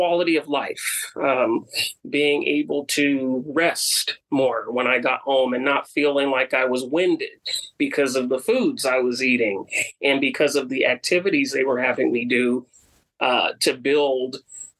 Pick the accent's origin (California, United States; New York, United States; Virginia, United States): California, United States; Bay Area; moved away; growing up in the Bay Area, on the peninsula where the air is a lot cleaner